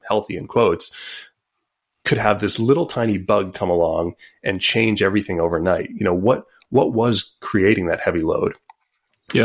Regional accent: Montauk, New York, United States; I grew up in Long Island

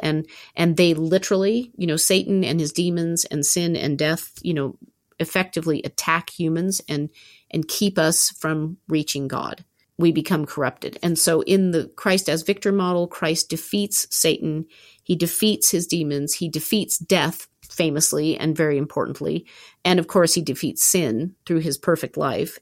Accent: Southern California, United States; also born or lived in Berkeley, California; I went home immediately to my hometown in, in Southern California from Berkeley

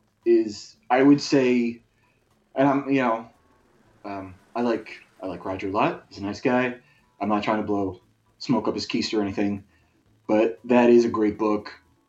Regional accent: California, United States; I grew up in Southern California

